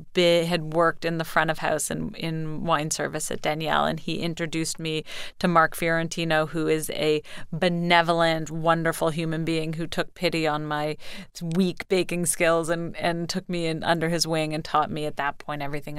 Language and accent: English; Canada; I'm from Canada.